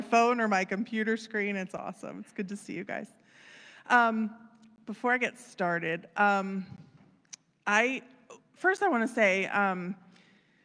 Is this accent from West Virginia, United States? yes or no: yes; Wheeling, West Virginia, United States; moved away as an adult; also born or lived in Florida; I was born in Wheeling